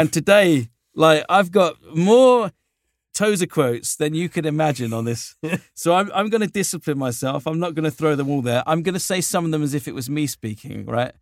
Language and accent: English; United Kingdom; now in Southern California, United States; I'm a little Brit guy, short little Brit, subject of the Queen